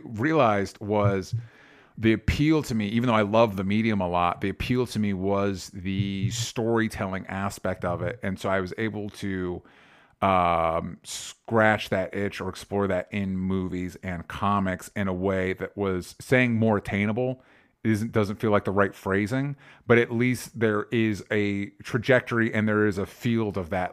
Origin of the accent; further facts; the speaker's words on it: Florida, United States; somebody that grew up in Florida, not Miami, but I grew up in Florida